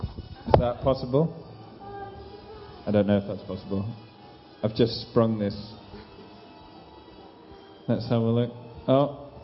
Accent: Rwanda; also born or lived in Reading, England; I was born in Reading, that you've probably never heard of. It's somewhere in England. And then, but I don't remember Reading, because at 6 months, my parents took me to live in Africa. Until I was nine, I lived in a country called Rwanda in East Africa

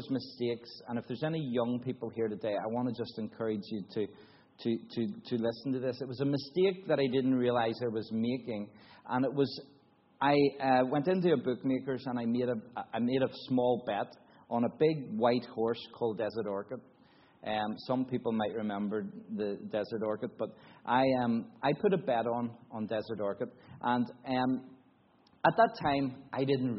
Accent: Newtownards, Northern Ireland, United Kingdom; also born or lived in Belfast; now in Cambodia; I was brought up in a Baptist church in Northern Ireland, in a little town called Newton Ards.

